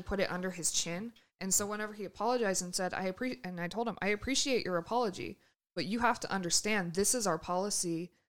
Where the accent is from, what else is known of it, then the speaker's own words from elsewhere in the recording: California, United States; I'm from California, man.